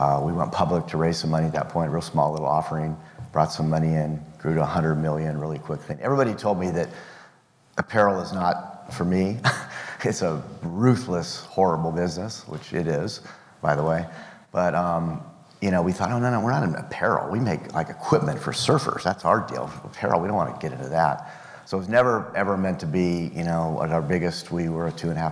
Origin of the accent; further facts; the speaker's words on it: Pasadena, California, United States; I grew up in Pasadena, San Marino.